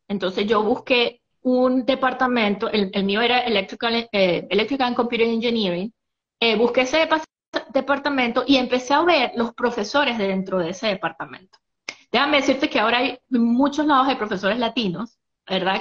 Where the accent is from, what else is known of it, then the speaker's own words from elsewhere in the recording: San Cristóbal, Táchira, Venezuela; moved away as an adult; also born or lived in Athens, Georgia, United States; now in Marietta, United States; yo soy soy de San Cristóbal, estado Táchira